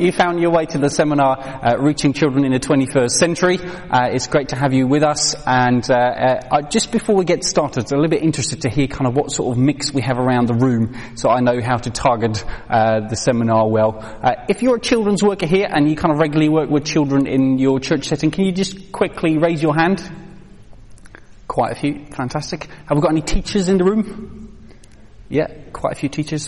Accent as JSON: {"language": "English", "country": "Netherlands", "tie": "born or raised there", "moved": "as an adult", "lives_now": "United Kingdom", "said": "I grew up in Holland"}